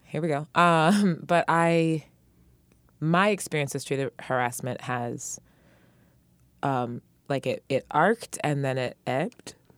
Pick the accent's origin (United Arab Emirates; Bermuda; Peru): United Arab Emirates; Dubai; moved away; also born or lived in San Francisco; I'm from Dubai